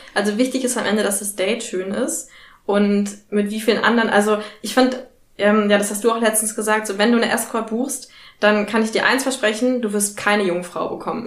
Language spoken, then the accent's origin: German; Berlin, Germany; ich bin ja auch Berlinerin